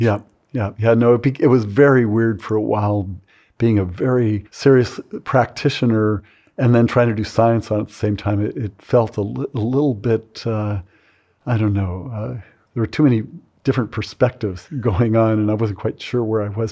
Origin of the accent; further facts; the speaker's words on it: California, United States; I grew up in California during that period